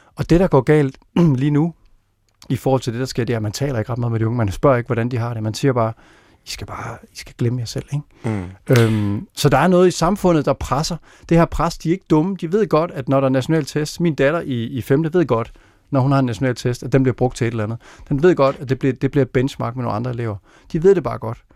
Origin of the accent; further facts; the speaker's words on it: Randers, Central Denmark Region, Denmark; Jeg voksede op i Randers